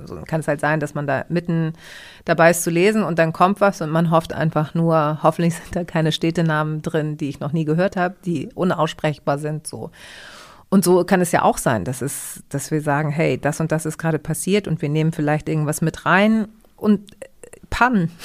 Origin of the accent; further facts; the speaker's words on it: Hamburg, Germany; ich bin ja in Hamburg geboren und ähm, bin auch bei einer deutschen Tagesmutter groß geworden